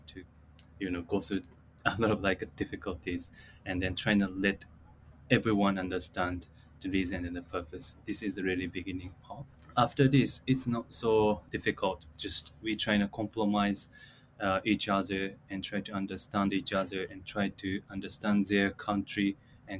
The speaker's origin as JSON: {"language": "English", "region": "Chiba", "country": "Japan", "tie": "born or raised there", "also_born_or_lived": "Sarasota, Florida, United States", "said": "I was born and raised in Chiba Prefecture"}